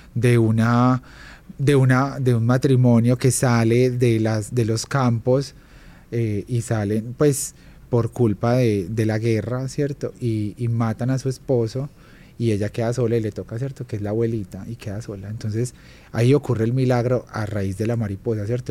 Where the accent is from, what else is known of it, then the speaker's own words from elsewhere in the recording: Armenia, Quindío, Colombia; moved away as an adult; yo soy de Armenia Quindío, soy del eje cafetero, entonces vengo como de una tierra súper pequeña, pero súper hogareña